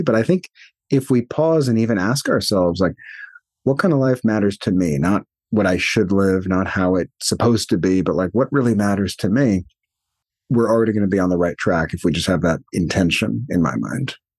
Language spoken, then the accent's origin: English; New York, United States; moved away as an adult; now in California, United States; more than half my life, still more than half my life is, was spent in New York